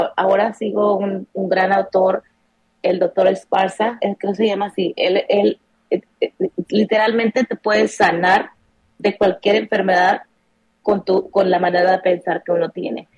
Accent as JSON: {"language": "Spanish", "country": "Mexico", "tie": "born or raised there", "moved": "as an adult", "lives_now": "United States", "said": "crecimos así em, en México"}